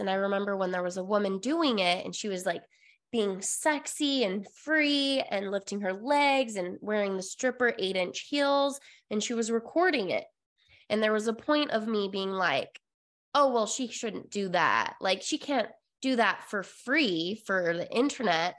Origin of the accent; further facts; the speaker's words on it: Utah, United States; moved away; I came from Utah, uh, born and raised all of my life